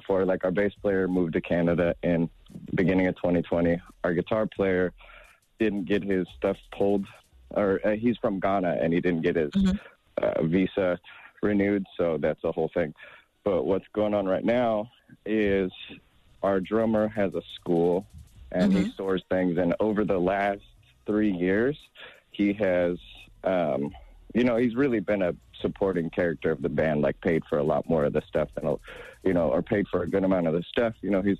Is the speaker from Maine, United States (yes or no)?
no; Washington, United States; Like, I'm from Washington. We're from Washington State.